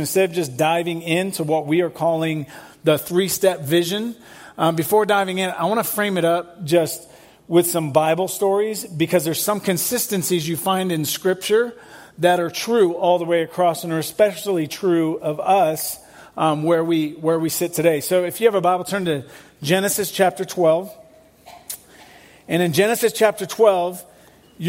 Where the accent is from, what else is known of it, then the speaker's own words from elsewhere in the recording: England, United Kingdom; moved away as an adult; I'm from England. I left England when I was 19.